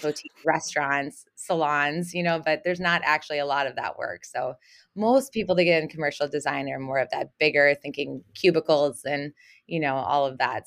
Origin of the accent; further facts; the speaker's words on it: Minneapolis, Minnesota, United States; also born or lived in Houston, Texas / Harmony, Minnesota / University of Kansas; moved to Minnesota when I was in first grade and was raised here